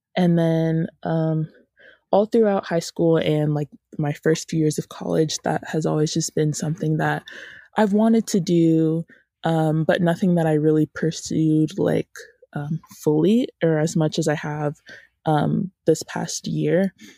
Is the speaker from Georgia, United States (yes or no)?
yes; Woodstock, Georgia, United States; I am from Woodstock, Georgia, which is, um, just like a little, little town about thirty minutes north of Atlanta, and I've grown up here most of my life